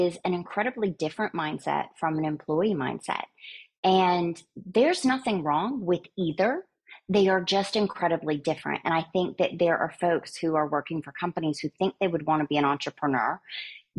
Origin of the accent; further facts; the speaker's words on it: Soddy-Daisy, Tennessee, United States; I grew up in a tiny little town in Tennessee that I think earned its map dot maybe over the last 10 to 15 years, called Soddy Daisy